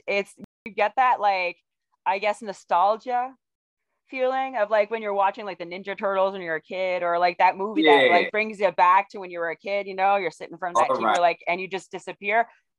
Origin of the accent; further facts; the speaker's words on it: Ontario, Canada; also born or lived in Quebec; I was born in Ontario because my family were military, and so I'm a military brat